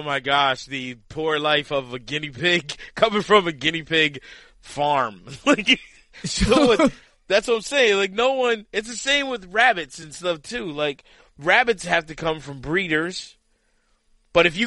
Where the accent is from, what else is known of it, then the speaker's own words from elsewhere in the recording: Lancaster, Pennsylvania, United States; moved away; my hometown.